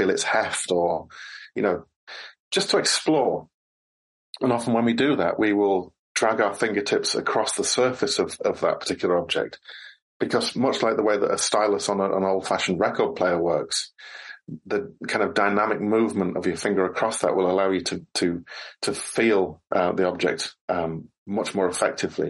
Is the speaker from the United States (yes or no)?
no; United Kingdom; when I was growing up in Britain